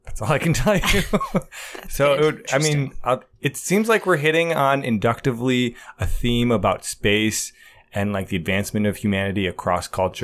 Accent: Rochester, United States; If I was from Rochester, which I am

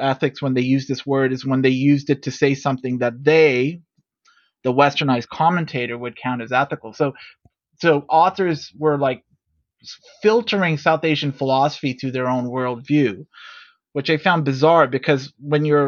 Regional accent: Toronto, Ontario, Canada; I'm from Toronto

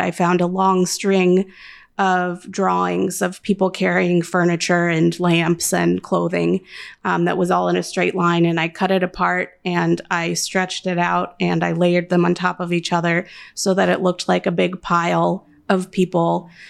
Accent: California, United States; moved away as an adult; now in Chicago, United States; I am a Californian originally

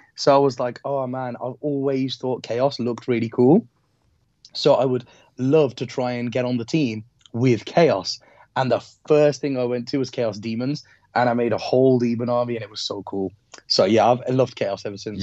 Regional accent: Wolverhampton, West Midlands, United Kingdom; I'm from Wolves. I'm from Wolves.

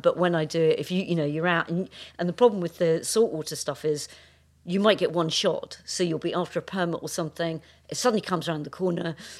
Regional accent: Scotland, United Kingdom; growing up in Scotland

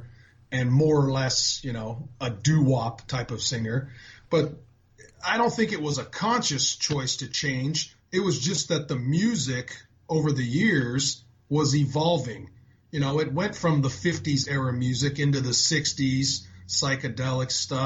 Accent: San Diego, California, United States; I was only an hour and a half from L.A. growing up in San Diego

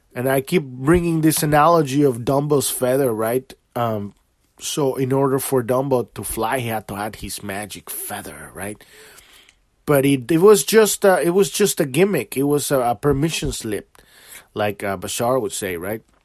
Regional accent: Mexico; I'm from Mexico. My country is beautiful, too

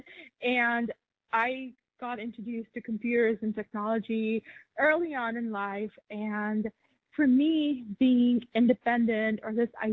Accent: Pakistan; I grew up in Pakistan

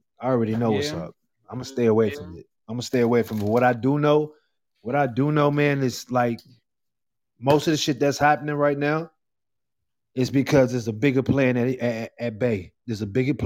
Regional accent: New York City, New York, United States; accent: New York; I was raised in Brooklyn. I was raised in Brooklyn.

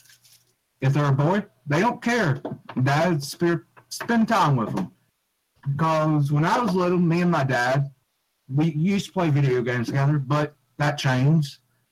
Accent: the South, United States; accent: southern; I hate my southern accent.

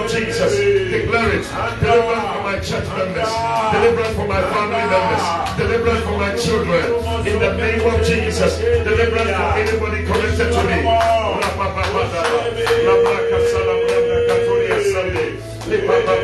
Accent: Ghana; As we say in Ghana

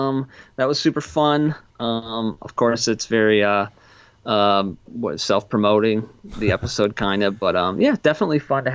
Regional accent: Wisconsin, United States; no, actually I'm from Wisconsin

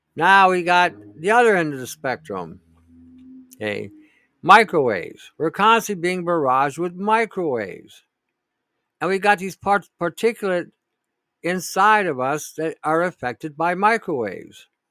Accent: Canada

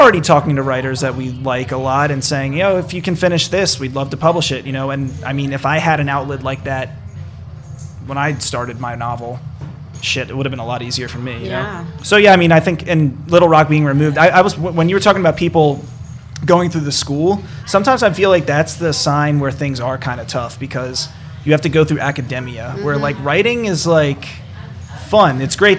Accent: Maryland, United States; that's like where I grew up outside of Baltimore.

